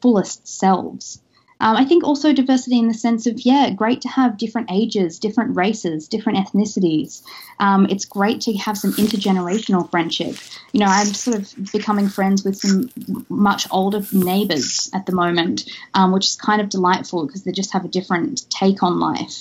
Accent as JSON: {"language": "English", "country": "Australia", "moved": "yes", "said": "me being Australian originally"}